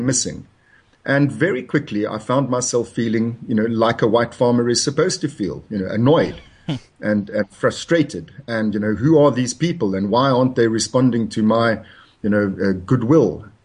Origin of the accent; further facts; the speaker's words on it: South Africa; moved away as an adult; I was born in South Africa in the bad old days.